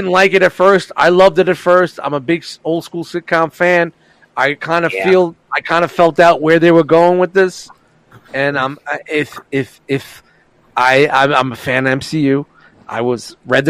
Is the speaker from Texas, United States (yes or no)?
no; New York City, New York, United States; I'm from Brooklyn.